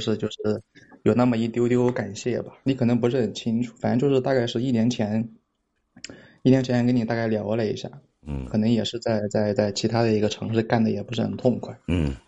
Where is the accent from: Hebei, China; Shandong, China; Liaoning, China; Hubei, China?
Hubei, China; now in Suzhou, China; 我是湖北的